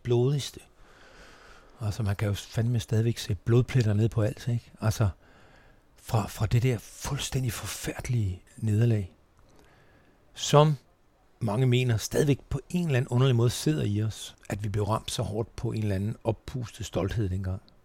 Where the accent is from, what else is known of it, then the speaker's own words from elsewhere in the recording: Tønder, Southern Denmark, Denmark; moved away; also born or lived in Sønderborg / Nørrebro, Copenhagen / Nyborg / Langeland; Tønder, min ungdomsby